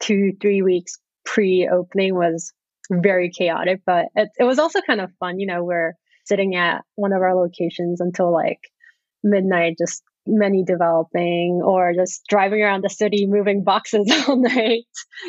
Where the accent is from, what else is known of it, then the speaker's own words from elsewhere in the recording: New Zealand; accent: Kiwi; English is a second language; also born or lived in South Korea / Canada / Boston, United States; now in New York, United States; So for me, I kind of grew up everywhere. I was born in Korea. I grew up in New Zealand. I used to have a very thick Kiwi accent at a point in my life. Went to school in Canada and then went to college in Boston